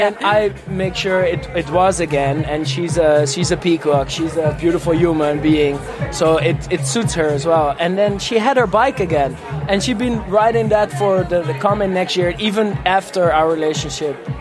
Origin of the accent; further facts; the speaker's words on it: Amsterdam, North Holland, Netherlands; I'm from Amsterdam.